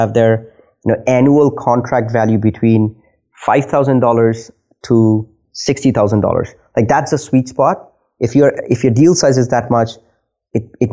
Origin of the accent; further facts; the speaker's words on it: India; also born or lived in Nova Scotia, Canada; now in Halifax, Canada; I am originally from India.